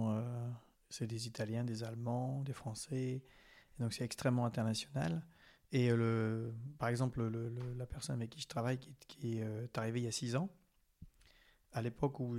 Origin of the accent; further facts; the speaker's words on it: France; accent: French; Ils savent qu'on est français.